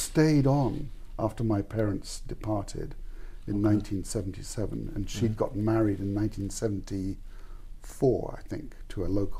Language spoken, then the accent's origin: English; Santiago, Santiago Metropolitan Region, Chile; I was born in Chile, in Santiago.